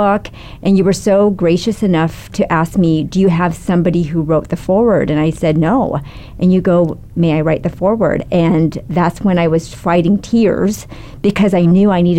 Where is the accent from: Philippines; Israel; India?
Philippines; now in Seattle, United States; I was born in the Philippines